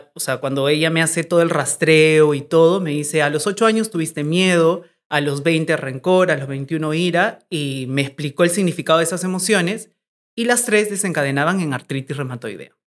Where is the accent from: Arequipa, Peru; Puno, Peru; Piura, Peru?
Arequipa, Peru; now in Lima, Peru; Arequipa, que es de donde yo soy, de donde está mi familia